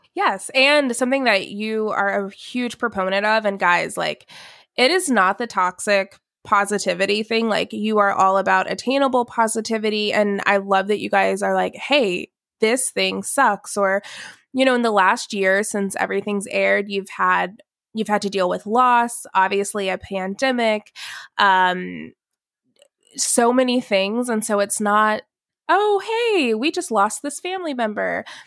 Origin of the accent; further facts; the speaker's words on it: Alpharetta, Georgia, United States; also born or lived in Atlanta / Dallas; I am from Atlanta, grew up in Alpharetta